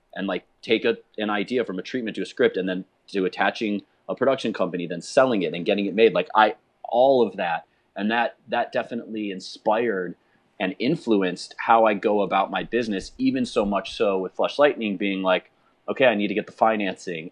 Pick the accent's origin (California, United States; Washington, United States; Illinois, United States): Illinois, United States; Chicago; I'm a kid from Chicago